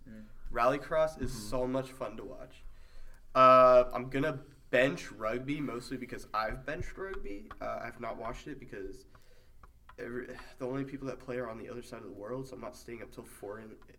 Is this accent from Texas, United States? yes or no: yes; Dallas, Texas, United States; moved away; I'm from Dallas, if you didn't know.